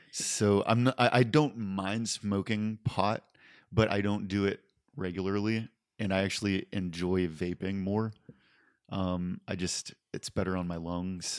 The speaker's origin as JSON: {"language": "English", "town": "West Mifflin", "region": "Pennsylvania", "country": "United States", "tie": "born or raised there", "moved": "as an adult", "lives_now": "California, United States", "said": "born and raised in the same house for eighteen years in West Mifflin, Pennsylvania"}